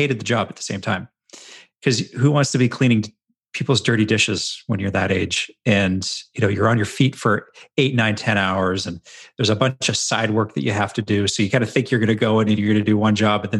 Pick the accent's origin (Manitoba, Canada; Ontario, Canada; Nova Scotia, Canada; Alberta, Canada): Alberta, Canada; Edmonton; my hometown of Edmonton, Alberta in Canada